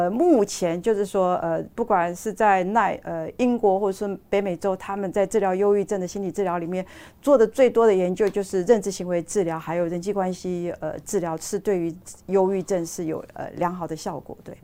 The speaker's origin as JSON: {"language": "Chinese", "country": "Taiwan", "said": "我们台湾人"}